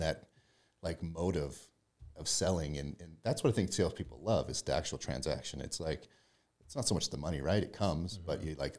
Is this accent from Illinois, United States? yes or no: no; Lolo, Montana, United States; now in Utah, United States; Montana. Grew up in Lolo, Montana, in a small town.